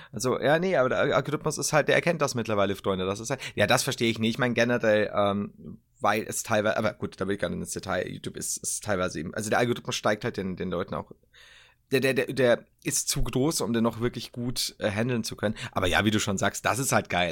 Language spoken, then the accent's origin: German; Bavaria, Germany; ich als generell als Bayer